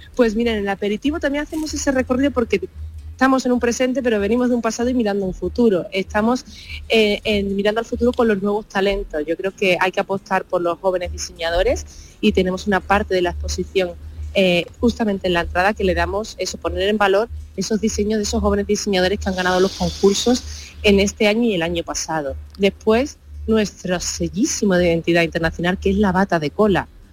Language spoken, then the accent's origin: Spanish; Huelva, Andalusia, Spain